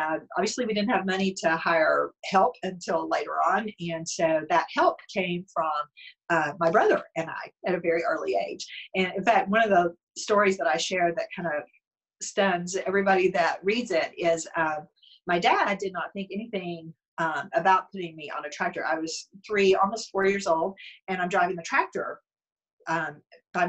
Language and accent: English; Bledsoe County, Tennessee, United States; moved away; my parents still live in where I grew up in Bledsoe County in Tennessee